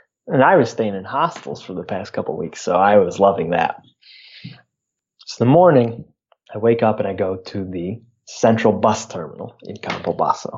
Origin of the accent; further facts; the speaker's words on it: United States; I'm American